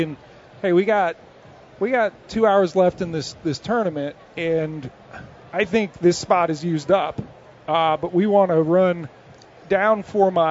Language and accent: English; Maryland, United States; I grew up in Maryland